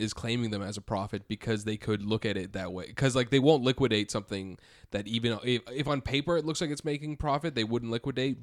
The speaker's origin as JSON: {"language": "English", "area": "near Udaipur", "region": "Rajasthan", "country": "India", "said": "this is the big city from where I'm from."}